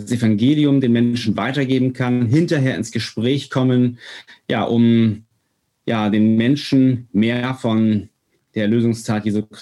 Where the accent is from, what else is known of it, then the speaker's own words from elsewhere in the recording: Northern Germany, Germany; Wir sind äh, ganz, ich sag mal so, ungläubig aufgewachsen, wie Norddeutsche, also wir sind Norddeutsche.